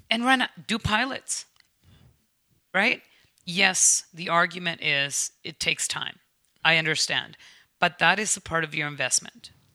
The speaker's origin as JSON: {"language": "English", "country": "United States", "moved": "yes", "lives_now": "Canada", "said": "as an American"}